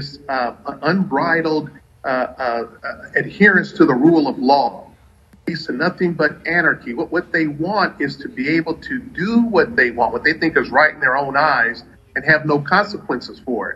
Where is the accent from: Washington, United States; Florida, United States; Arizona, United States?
Florida, United States; Pensacola; my hometown of Pensacola, Florida